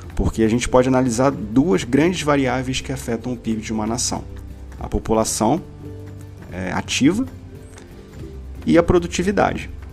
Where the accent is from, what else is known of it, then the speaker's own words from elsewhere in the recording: Brazil; aqui como brasileiros